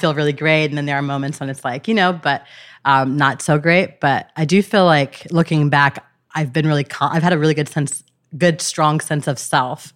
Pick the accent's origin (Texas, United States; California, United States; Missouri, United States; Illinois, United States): California, United States; Gardena; I grew up in Los Angeles